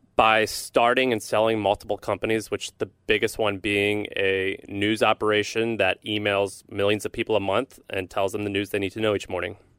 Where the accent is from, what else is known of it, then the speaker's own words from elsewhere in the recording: St. Louis, Missouri, United States; I'm from Missouri. I'm from Saint Louis, Missouri. A lot of people think I grew up as a hick. I kinda did, but I grew up in a city